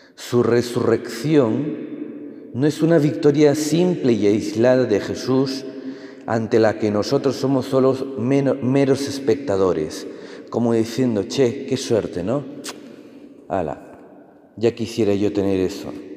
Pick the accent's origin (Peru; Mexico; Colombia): Peru; moved away; en Perú, de donde vengo